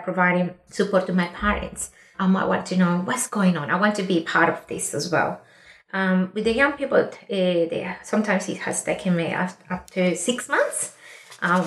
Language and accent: English; Colombia; now in Australia; I'm an Indigenous woman from Colombia